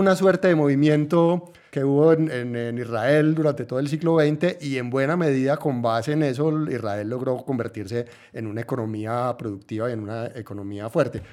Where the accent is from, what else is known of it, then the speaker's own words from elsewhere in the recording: Antioquia, Colombia; yo soy de Colombia, yo soy de Antioquia